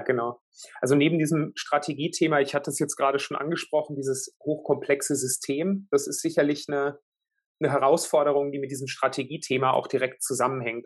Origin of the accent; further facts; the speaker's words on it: Würzburg, Bavaria, Germany; moved away; in Süddeutschland, in Würzburg, äh, in meiner Heimatstadt